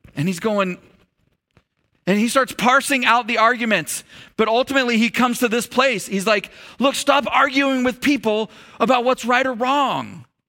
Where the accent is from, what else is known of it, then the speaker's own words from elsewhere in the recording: United States; I'm an American